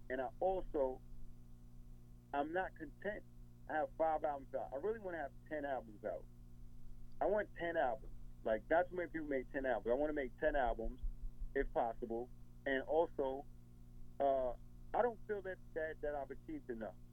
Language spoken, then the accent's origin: English; New York, United States; I guess it's a mentality from being a New Yorker, and I guess we reflect that New York mentality.